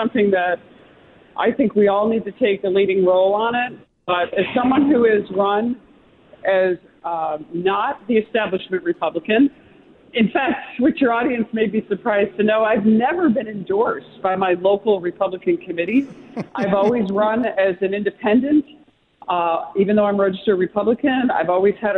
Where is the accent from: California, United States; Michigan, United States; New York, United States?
New York, United States; Utica; I'm born and raised in Utica area, live across the street from the house I grew up in. So long-time New York, lifelong native